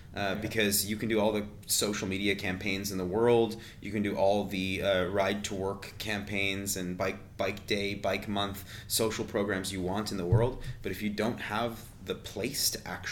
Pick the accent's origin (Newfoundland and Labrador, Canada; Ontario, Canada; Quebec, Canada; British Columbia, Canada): Quebec, Canada; Montreal; also born or lived in Copenhagen, Denmark; Leonard and I come from a similar Montreal Jewish upbringing.